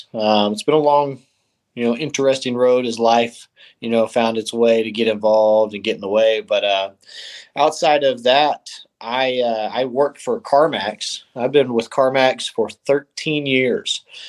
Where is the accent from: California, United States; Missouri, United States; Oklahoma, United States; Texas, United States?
Oklahoma, United States; Norman; also born or lived in East Coast; So I am from Norman, Oklahoma. I've basically been raised here, originally born up on the East Coast, but my whole family is all in the military, so we traveled all over and then settled down at Tinker Air Force Base